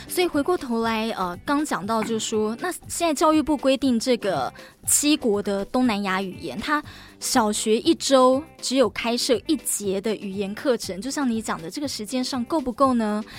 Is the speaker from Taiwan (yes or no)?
yes; Taiwan; 台湾人啊，我们在做这个语言学习的时候啊，一定都是英文一定要学，对不对？